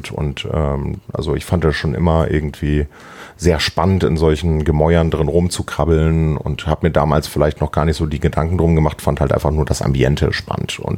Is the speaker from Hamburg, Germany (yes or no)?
yes; Hamburg, Germany; ich bin zwar gebürtiger Hamburger, ne, aber ich muss zu meiner Schande gestehen, dass ich tatsächlich ähm, doch mal einige Zeit auf dem Land gewohnt habe